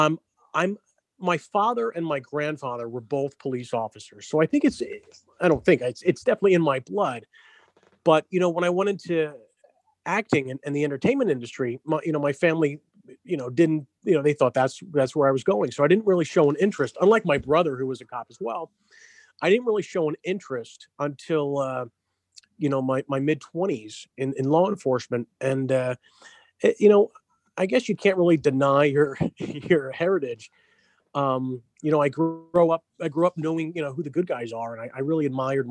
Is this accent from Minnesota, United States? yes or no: no; New Jersey, United States; also born or lived in Flushing, Queens, New York; born in Flushing, but grew up in New Jersey